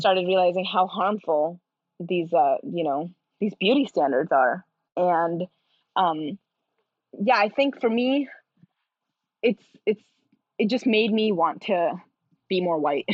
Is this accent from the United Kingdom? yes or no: no; India; I am Indian